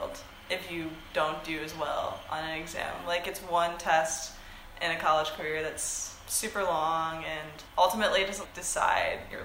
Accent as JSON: {"language": "English", "town": "Northville", "region": "Michigan", "country": "United States", "moved": "yes", "said": "I'm from Northville, Michigan, and I'm a neuroscience major."}